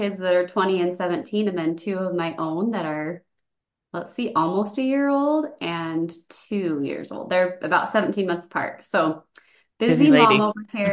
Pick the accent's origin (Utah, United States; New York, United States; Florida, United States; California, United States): Utah, United States; St. George; now in Lehi, United States; I'm from St. George, Utah.